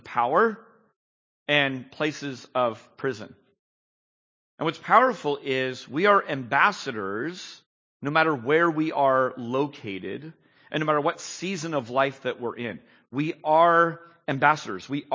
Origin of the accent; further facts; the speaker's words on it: San Jose, California, United States; I was born and bred in San Jose, so I just live and breathe the air of Silicon Valley